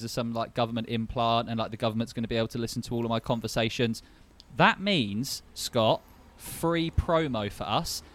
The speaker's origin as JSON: {"language": "English", "region": "London", "country": "United Kingdom", "said": "I'm from London"}